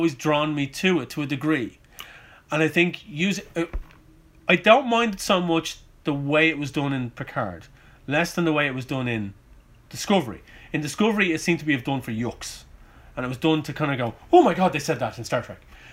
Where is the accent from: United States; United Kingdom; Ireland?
Ireland; we're Irish, so we punctuate everything with a fuck and a bollocks and a cunt